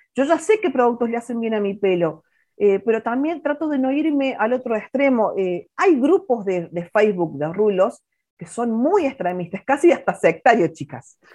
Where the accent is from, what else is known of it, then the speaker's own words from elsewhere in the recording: Villa Allende, Córdoba, Argentina; moved away; yo todavía estaba en Córdoba en ese momento, yo trabajaba en un shopping, yo soy de Villa Allende